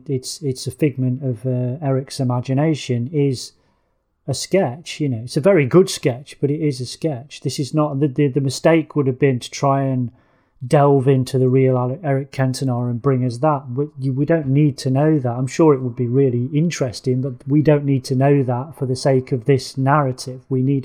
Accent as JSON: {"language": "English", "region": "England", "country": "United Kingdom", "said": "As an Englishman"}